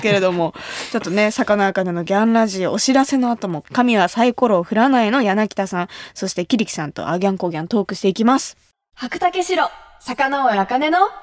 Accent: Kumamoto, Japan; 私が生まれ育った熊本

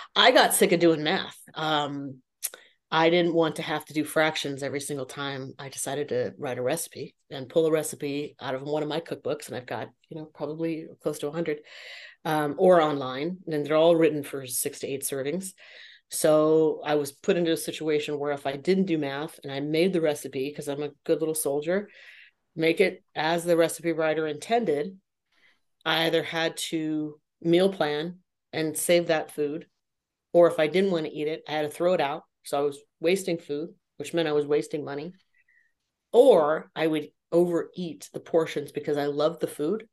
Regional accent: San Jose, California, United States; now in Las Vegas, United States; I was born and raised in San Jose, California, now living in Las Vegas, Nevada

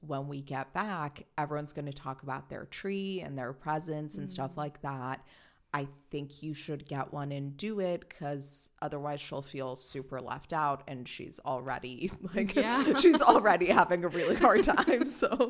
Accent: Germany; So I was born in Germany

